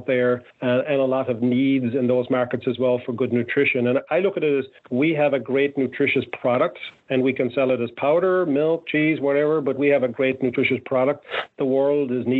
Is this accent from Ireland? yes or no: yes; Ireland; I grew up in Ireland